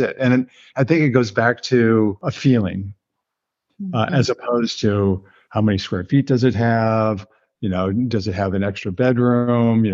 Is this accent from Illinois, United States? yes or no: yes; Illinois, United States; moved away; I grew up in the Midwest of the state of Illinois, U.S.